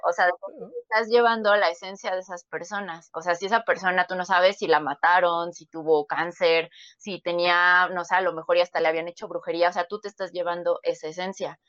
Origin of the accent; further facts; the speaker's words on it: Mexico City, Mexico; yo soy de la Ciudad de México